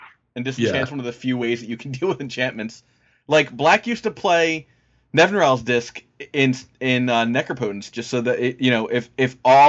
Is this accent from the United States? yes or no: yes; Cincinnati, Ohio, United States; I am from Cincinnati area